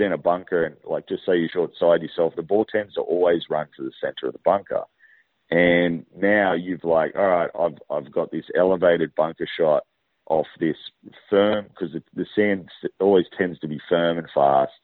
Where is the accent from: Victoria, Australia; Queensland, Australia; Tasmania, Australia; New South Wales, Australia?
New South Wales, Australia; Sydney; I'm actually from Sydney